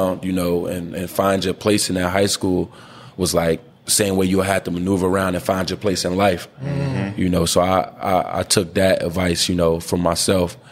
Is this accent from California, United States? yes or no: no; Trenton, New Jersey, United States; moved away as an adult; I grew up Trenton, New Jersey, you know, single mom.